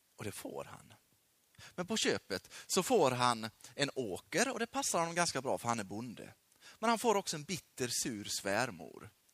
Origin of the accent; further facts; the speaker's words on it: Sweden; also born or lived in Peru; Sveriges folk, mitt land